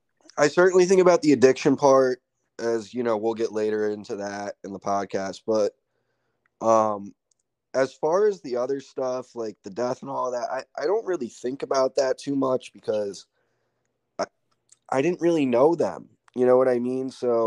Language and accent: English; Ridgefield, United States; but growing up in Ridgefield itself, it's going to sound like first world problems came with a much different set of sort of issues, I would say. So, you know, in Ridgefield, everything was super competitive.